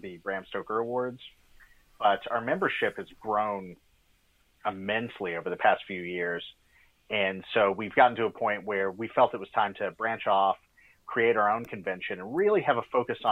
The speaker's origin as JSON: {"language": "English", "region": "East Tennessee", "country": "United States", "tie": "born or raised there", "said": "because I'm from East Tennessee myself. So, you know, I grew up in this very, you know, conservative Appalachian backwoods kind of environment"}